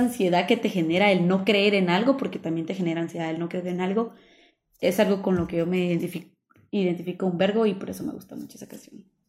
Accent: Guatemala; nosotros estamos hablando desde nuestro contexto como guatemaltecos

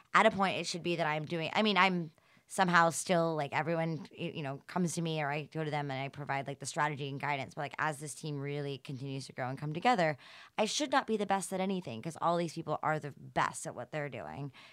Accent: Atlanta, Georgia, United States; I'm from the South

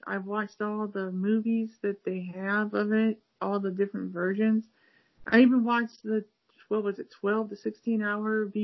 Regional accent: Cleveland, Ohio, United States; now in Akron, United States; half the time people think I'm from California, even though I lived in California for a little bit, but I'm not from California. I'm from Cleveland, Ohio. I live in Akron, Ohio, which is 50 minutes south of Cleveland

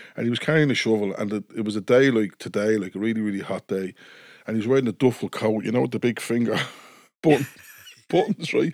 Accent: Dublin, Leinster, Ireland; I was, uh, born and raised in Coolock

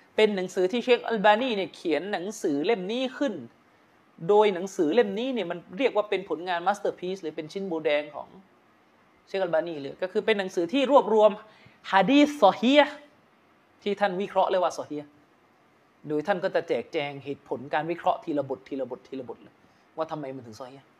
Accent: Yala, Thailand; now in Bangkok, Thailand; ผมมีธุระต้องกลับไปที่ยะลานะครับที่บ้านเกิด

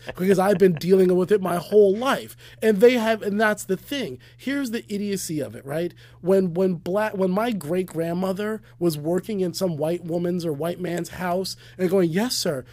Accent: United States

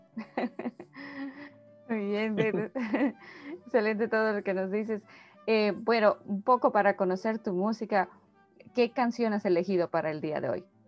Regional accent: Bolivia; soy boliviana

